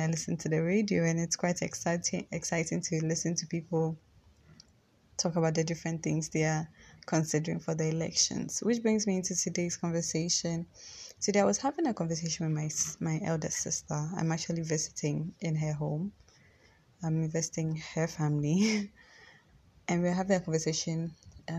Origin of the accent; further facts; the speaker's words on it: Ghana; I live in Ghana, I'm Ghanaian